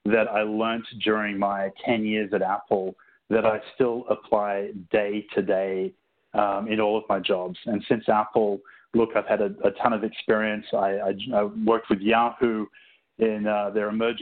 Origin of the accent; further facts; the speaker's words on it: Sydney, New South Wales, Australia; moved away as an adult; also born or lived in Singapore / Cupertino, California; Originally, I'm from Sydney, Australia.